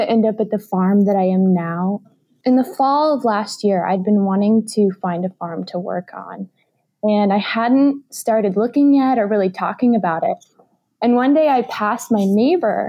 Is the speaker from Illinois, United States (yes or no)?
yes; Central Illinois, United States; I'm a total Midwestern farm girl currently living in Central Illinois. I actually grew up in a very small farming community around here